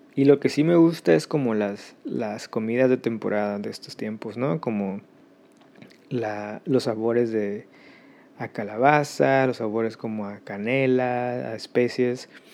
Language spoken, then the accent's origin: Spanish; Mexico; moved away; yo soy de México